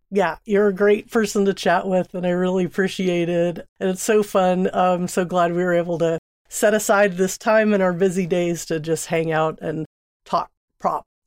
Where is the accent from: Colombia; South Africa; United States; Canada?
United States; Seal Beach, California; moved away as an adult; now in Oakland, United States; I grew up in Southern California, Seal Beach, a small town